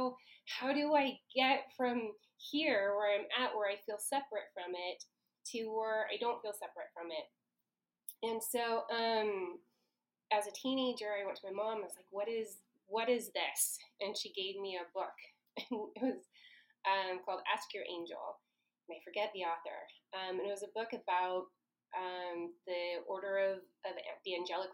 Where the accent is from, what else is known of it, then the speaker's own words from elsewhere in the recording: Portland, Oregon, United States; I was born and raised in the Portland metropolitan area. I'm a third-generation Portlander, possibly 5th or 6th generation Oregonian.